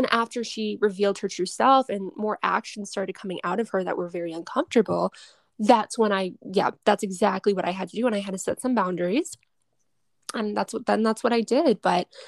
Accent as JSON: {"language": "English", "town": "Boston", "region": "Massachusetts", "country": "United States", "said": "I'm from Boston, like I'm from Mass, and all of my girlfriends are mainly from Mass"}